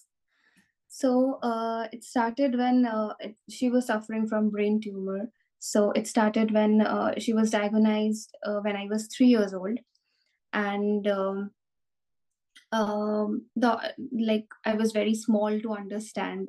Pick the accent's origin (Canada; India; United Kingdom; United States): India; Kolkata, West Bengal; moved away as an adult; now in Berlin, Germany; I'm originally from India. Kolkata is my hometown.